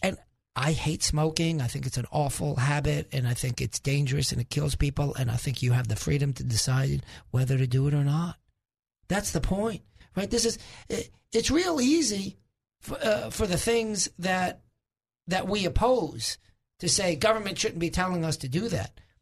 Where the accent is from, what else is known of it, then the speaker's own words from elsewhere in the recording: New York, United States; moved away as an adult; I'm originally from New York, right, Zach? Zach, you can't tell where I'm from, isn't that right? So, uh, I'm originally from, from New York